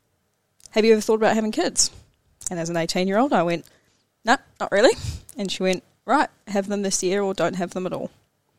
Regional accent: Hamilton, Waikato, New Zealand; I grew up in Hamilton, always lived in Hamilton

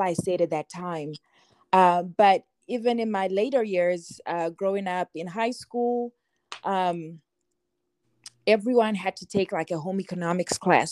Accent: Zimbabwe; I'm I'm Zimbabwean. I grew up in Zimbabwe, and everywhere.

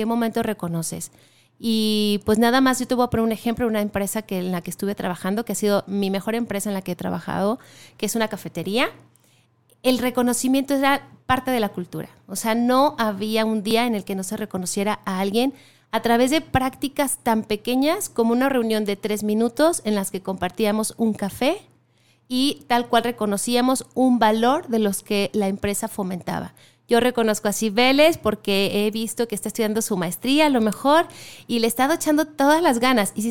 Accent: Ciudad Guzmán, Jalisco, Mexico; Sí, vengo de Ciudad Guzmán

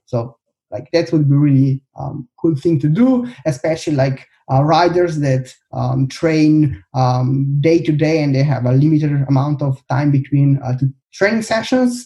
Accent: Slovenia; also born or lived in Birmingham, United Kingdom; I come from Slovenia.

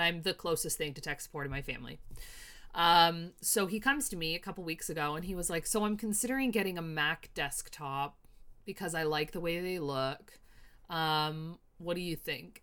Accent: Canada; I'm Canadian

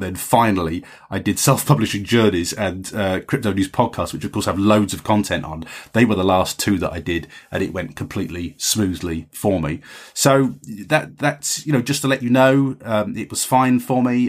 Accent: England, United Kingdom; as an English writer

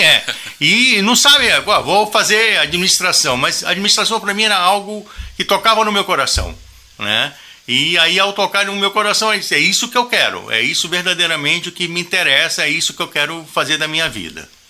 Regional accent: Manaus, Amazonas, Brazil; E moramos em Manaus. Eu nasci em Manaus, né? E lá também constituí família

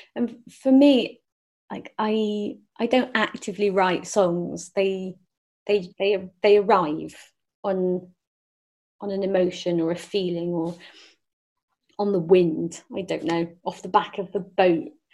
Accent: Forest of Dean, South West England, United Kingdom; I grew up in the Forest of Dean.

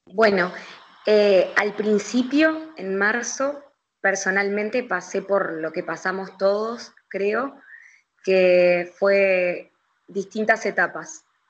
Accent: Montevideo, Uruguay; nosotros como montevideanos

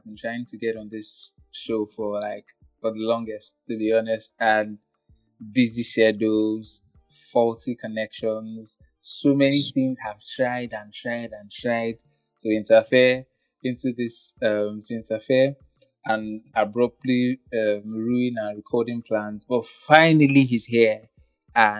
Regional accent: Nigeria; I am from Nigeria

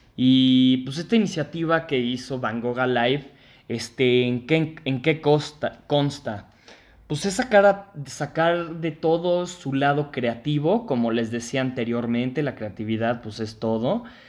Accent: Mexico; nosotros como mexicanos

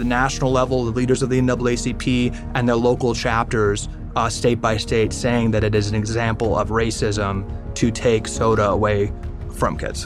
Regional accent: Washington, District of Columbia, United States; I was born and raised right in Washington, D.C. I grew up down the street from the White House

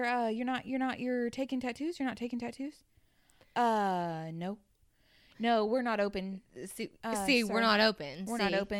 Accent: Arizona, United States; I'm 39. I'm 39. I'm from Arizona.

